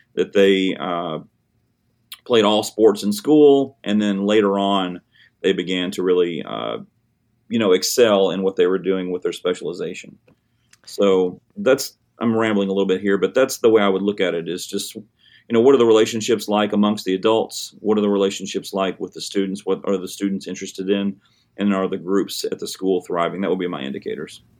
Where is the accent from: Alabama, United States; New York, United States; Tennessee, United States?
Tennessee, United States; Hickman County; also born or lived in Murfreesboro, Tennessee; I'm from Hickman County, Tennessee, which is a small town sort of between Columbia and Dixon